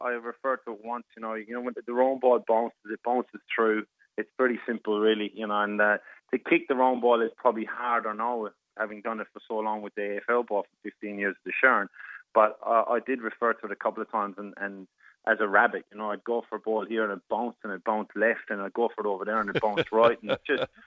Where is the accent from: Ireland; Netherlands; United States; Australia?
Ireland; moved away